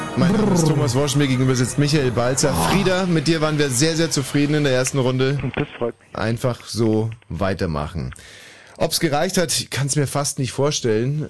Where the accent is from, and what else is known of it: Upper Bavaria, Germany; moved away